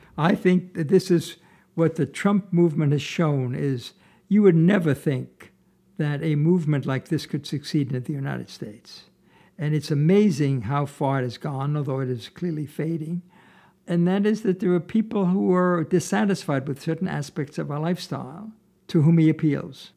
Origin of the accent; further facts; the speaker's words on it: Vienna, Austria; moved away; I was born in Vienna, Austria, and when I was nine years old